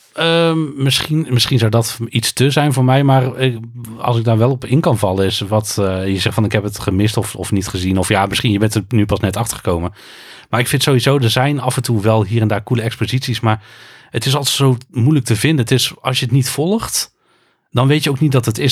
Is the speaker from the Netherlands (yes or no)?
yes; North Brabant, Netherlands; also born or lived in Utrecht; ik ben een import Brabander. Ik ben geboren in Utrecht, maar ik woon al bijna mijn hele leven in Brabant.